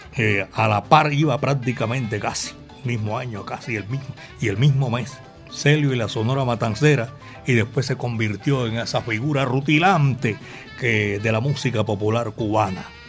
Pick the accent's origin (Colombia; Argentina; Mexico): Colombia; aquí, en la capital de la montaña, Medellín, belleza de mi país.